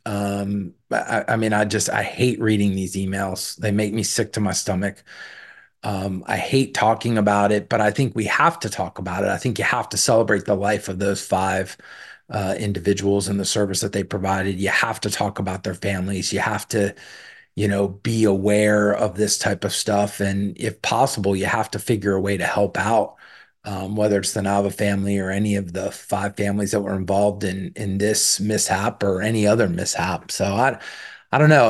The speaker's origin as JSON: {"language": "English", "region": "Southern Maryland", "country": "United States", "tie": "born or raised there", "said": "I grew up in Southern Maryland, uh, in the shadow and in the, the sounds of Pax River Naval Air Station"}